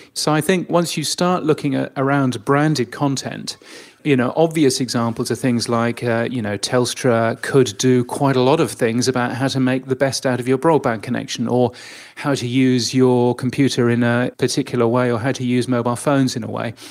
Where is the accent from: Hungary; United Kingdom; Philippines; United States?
United Kingdom; now in Australia; I'm, I'm a Brit